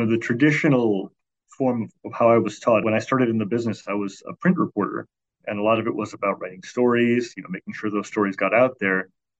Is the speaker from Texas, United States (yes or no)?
no; Chicago, Illinois, United States; So from the time I was 5 or 6 years old, I grew up in Chicago, and we got both the Chicago Tribune and the Chicago Sun-Times.